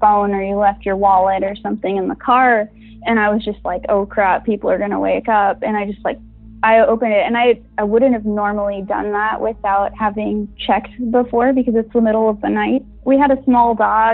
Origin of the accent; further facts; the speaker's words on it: Brownsville, Texas, United States; moved away as an adult; now in Austin, United States; I'm originally from Brownsville, Texas